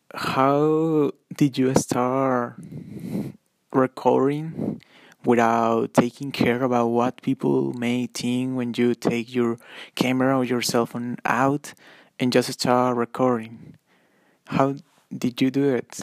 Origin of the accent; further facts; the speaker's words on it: Monterrey, Nuevo León, Mexico; I am from Monterrey, Mex- Mexico